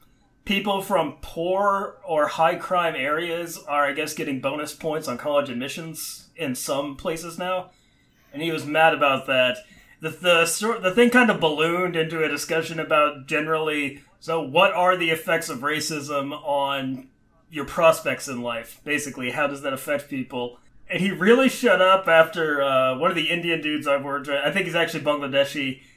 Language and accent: English; Serbia; English is a second language; Oh, yeah, growing up in Serbia, we love to listen